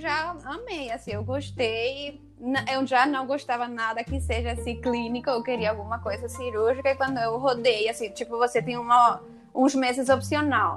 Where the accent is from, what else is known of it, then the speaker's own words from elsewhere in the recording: Paraguay; Portuguese is a second language; moved away as an adult; now in Rio de Janeiro, Brazil; eu sou do Paraguai, vim para aqui, para o Rio, para fazer a residência.